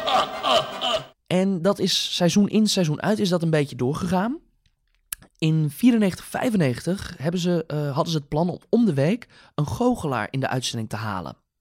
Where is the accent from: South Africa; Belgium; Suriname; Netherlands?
Netherlands; 's-Hertogenbosch, North Brabant; geboren en getogen in Sertogenbos